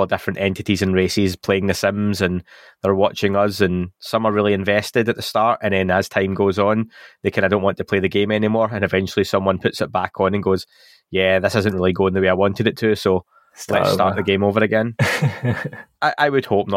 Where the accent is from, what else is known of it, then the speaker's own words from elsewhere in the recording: Scotland, United Kingdom; I'm Scottish